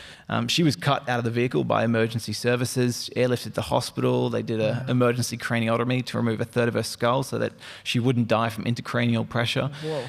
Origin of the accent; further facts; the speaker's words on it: Melbourne, Victoria, Australia; accent: mixed; also born or lived in Brisbane; So I was born in Melbourne. I'm Aussie through and through, even though my accent is all over the place now. I grew up a little bit in Melbourne, so AFL runs in my blood.